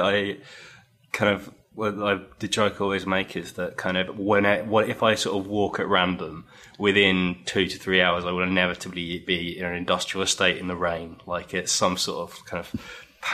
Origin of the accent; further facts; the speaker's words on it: Chichester, South East England, United Kingdom; now in London, United Kingdom; I grew up in Chichester on the south coast